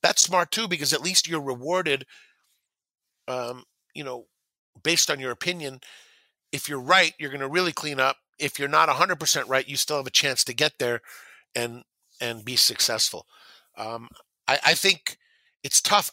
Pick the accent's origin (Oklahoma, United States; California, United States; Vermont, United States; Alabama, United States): California, United States; Southern; I grew up in Southern California listening to race calls